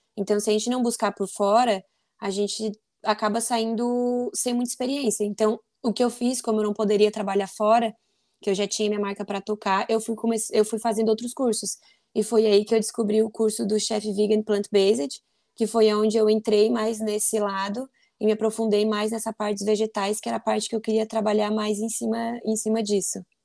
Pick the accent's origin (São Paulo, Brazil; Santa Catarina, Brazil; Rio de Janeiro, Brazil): Santa Catarina, Brazil; Forquilhinha; eu sou de Forquilinha, Santa Catarina, uma cidade pequenininha